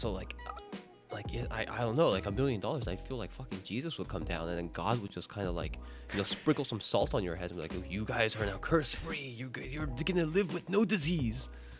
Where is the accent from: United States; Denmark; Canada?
Canada; moved away; in Canada, like, I have very few friends that are still in Canada. My family's there